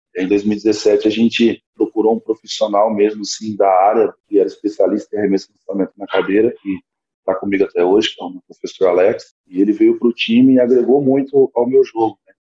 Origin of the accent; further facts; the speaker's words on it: Orlândia, São Paulo, Brazil; eu sou de Orlândia, uma cidadezinha bem pequena aqui do interior de São Paulo também